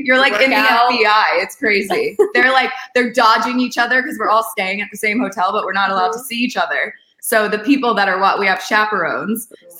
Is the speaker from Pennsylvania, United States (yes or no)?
yes; Philadelphia, Pennsylvania, United States; I'm from Philadelphia.